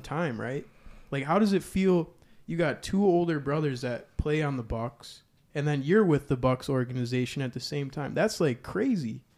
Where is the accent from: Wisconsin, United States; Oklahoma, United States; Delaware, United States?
Wisconsin, United States; Kenosha; I'm from Kenosha